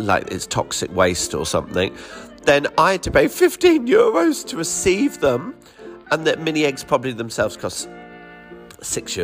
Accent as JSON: {"language": "English", "area": "West Sussex", "region": "South East England", "country": "United Kingdom", "tie": "born or raised there", "moved": "as an adult", "lives_now": "Barcelona, Spain", "said": "I've always lived near the sea from growing up in West Sussex, going to the coast, going to Worthing, Brighton"}